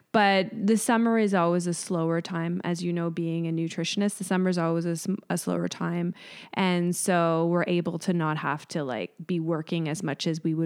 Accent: Mississauga, Ontario, Canada; born or raised there

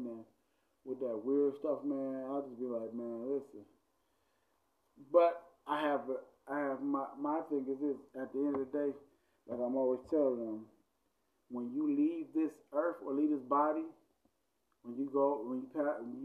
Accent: Cleveland, Ohio, United States; I'm from Cleveland, Ohio

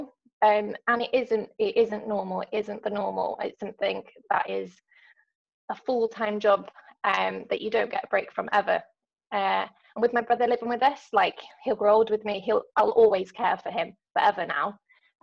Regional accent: London, United Kingdom; now in North Wales, United Kingdom; I live in North Wales, as you said, but I'm originally from London. So I've now lived in Wales longer than I ever lived in London in my childhood.

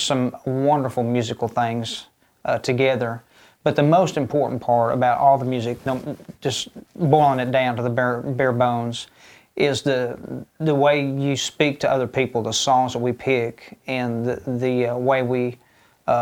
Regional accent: Green Top, Missouri, United States; I grew up in a little town called Green Top, Missouri, 350 people

